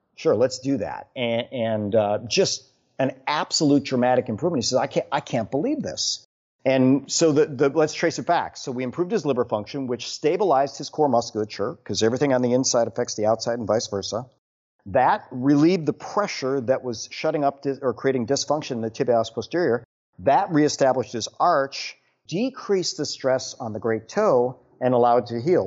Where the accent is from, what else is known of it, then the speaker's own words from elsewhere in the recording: Wisconsin, United States; now in Houston, United States; born and raised in Wisconsin